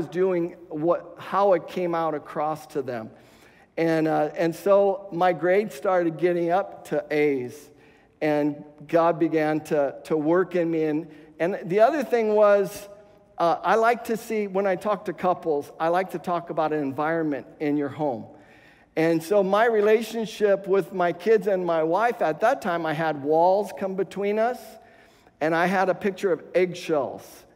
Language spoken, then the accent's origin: English; West Covina, California, United States; moved away; the same house that we were raised in West Covina